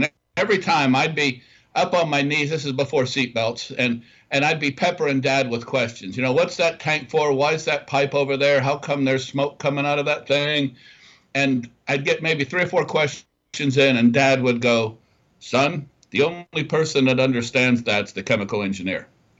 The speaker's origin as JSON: {"language": "English", "town": "Dayton", "region": "Ohio", "country": "United States", "tie": "born or raised there", "said": "I grew up just outside of Dayton, Ohio, in I'll classify it as a lower blue class collar community."}